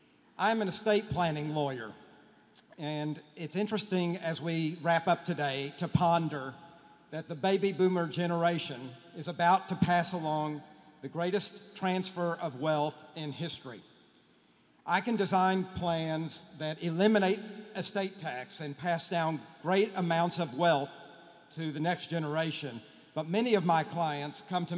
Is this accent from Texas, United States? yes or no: yes; Fort Worth, Texas, United States; from Fort Worth, Texas, the home to four of your companies.